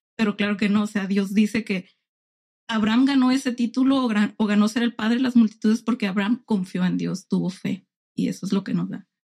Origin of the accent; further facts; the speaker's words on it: Tijuana, Baja California, Mexico; also born or lived in Ensenada; nací en Ensenada, crecí en Tijuana